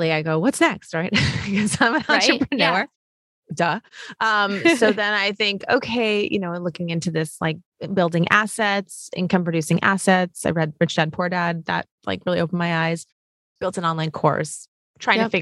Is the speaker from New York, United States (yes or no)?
yes; New York City, New York, United States; I'm born and raised in New York City